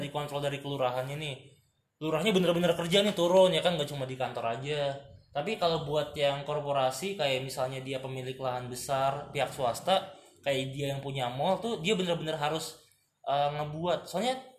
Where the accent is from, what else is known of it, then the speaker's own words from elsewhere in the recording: Jakarta, Indonesia; gue sebagai warga Jakarta